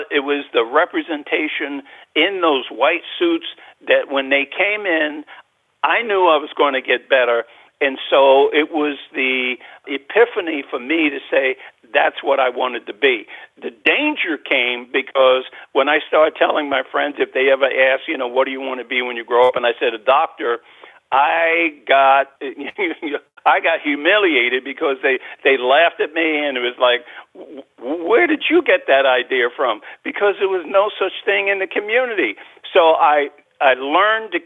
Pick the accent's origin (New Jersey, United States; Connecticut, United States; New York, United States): New York, United States; New York City; I was born and raised in Spanish Harlem in New York